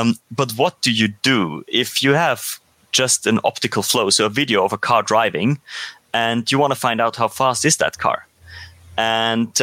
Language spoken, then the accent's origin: English; Austria; I come from Austria, so I am most familiar, of course, with the German speaking world